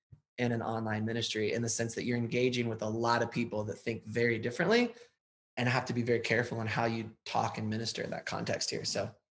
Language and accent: English; Southern Ohio, United States; I grew up in Southern Ohio, and your husband actually taught me how to wrestle. I know, right? A little rural Ohio town. My dad was a pastor.